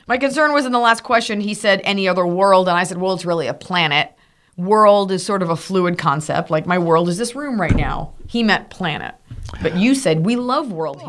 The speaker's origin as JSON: {"language": "English", "region": "Texas", "country": "United States", "said": "from Texas"}